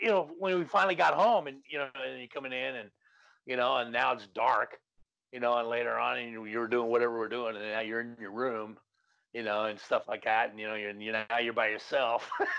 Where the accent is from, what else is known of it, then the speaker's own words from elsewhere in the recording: Los Angeles, California, United States; I grew up in Canoga Park